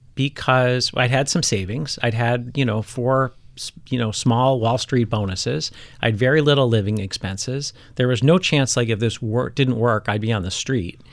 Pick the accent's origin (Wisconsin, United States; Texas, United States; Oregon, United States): Wisconsin, United States; Milwaukee; moved away as an adult; the Midwest where I grew up, like, all the dads were home for dinner.